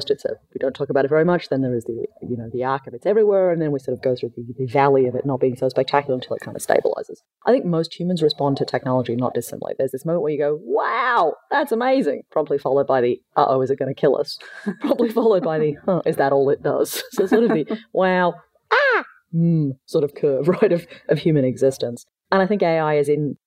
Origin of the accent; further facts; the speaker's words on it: Australia; moved away; also born or lived in Palo Alto; I'm Australian